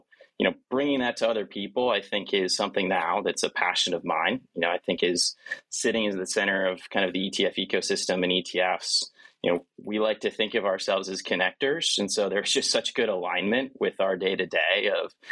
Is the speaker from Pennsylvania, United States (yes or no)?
no; Montana, United States; also born or lived in South Carolina / North Carolina / Philadelphia / New York City; now in Providence, United States; I'm a kid from Montana, right? So I grew up in Montana